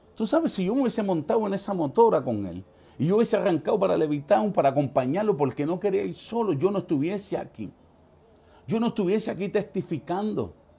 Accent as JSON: {"language": "Spanish", "town": "New York City", "region": "New York", "country": "United States", "tie": "born or raised there", "said": "en el año 1976 en la ciudad de Manhattan eh, eh, eh, nació"}